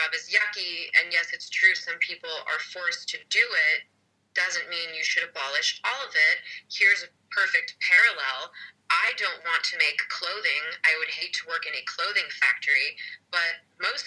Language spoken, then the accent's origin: English; California, United States; moved away as an adult; my home state where I was born and raised for the first 22 years of my life of California